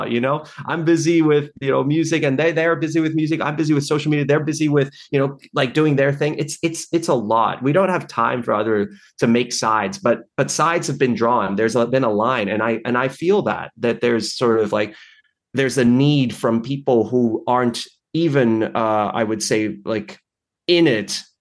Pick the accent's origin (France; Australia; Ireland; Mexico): Australia; also born or lived in Taipei, Taiwan; Oh yeah, I well, so I was born in Taipei, as you mentioned, and I we moved to Australia, my parents and I, when I was like maybe five months, six months old